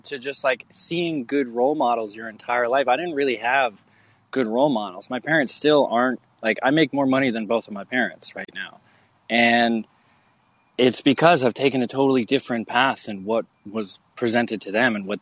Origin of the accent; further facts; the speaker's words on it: Maine, United States; I grew up in Maine